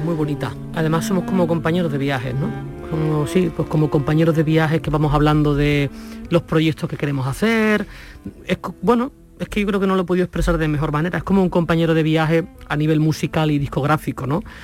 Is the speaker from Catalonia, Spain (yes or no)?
no; Nerva, Andalusia, Spain; desde mi pueblo, desde Nerva